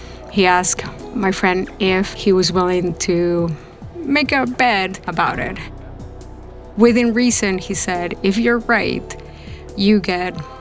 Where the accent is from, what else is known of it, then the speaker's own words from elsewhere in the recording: Lima, Peru; moved away as an adult; also born or lived in Elizabeth, New Jersey; now in United States; I grew up in Lima, Peru. I lived there until I was 18. At 18, I moved to the States.